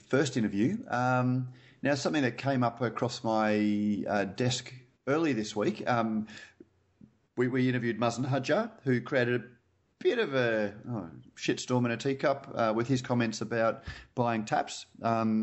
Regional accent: Queensland, Australia; I'm a Queenslander

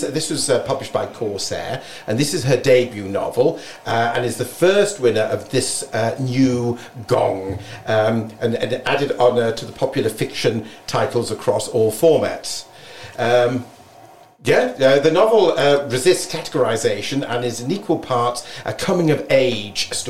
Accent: Sevenoaks, South East England, United Kingdom; moved away; my hometown, which is in Sevenoaks in Kent

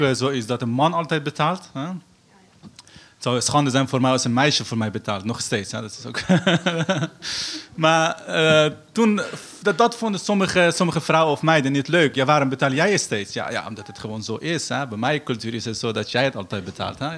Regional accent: Afghanistan; Dutch is a second language; now in Netherlands; Ik kom uit Afghanistan.

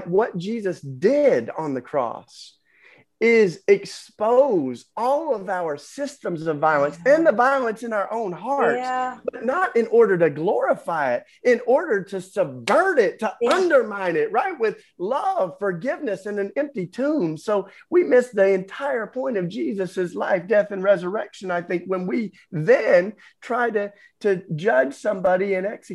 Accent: Tennessee, United States; I grew up in Tennessee

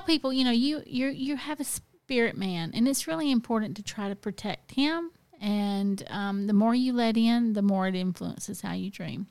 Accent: the South, United States; growing up in the South, I mean, look, my relatives were always living in trailers

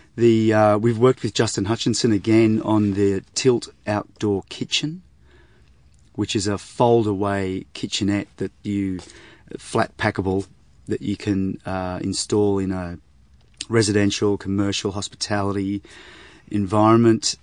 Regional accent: Sydney, New South Wales, Australia; I was brought up in Sydney, and, uh, so we lived in the northern suburbs of Sydney

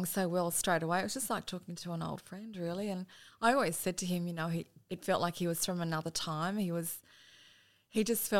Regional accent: Dubbo, New South Wales, Australia; moved away as an adult; also born or lived in Melbourne; I grew up in Dubbo. We always lived in town. I'm one of four children, the eldest.

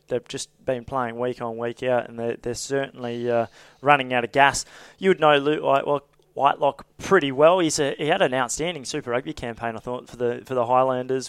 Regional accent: Queensland, Australia; I'm a Queenslander

